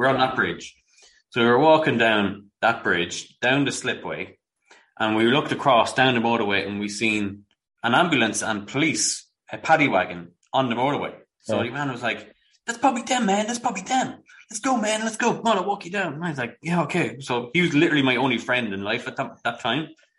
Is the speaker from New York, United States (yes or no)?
yes; Brooklyn, New York, United States; Man, I'm from Brooklyn. I never seen no shit like that in my life, man.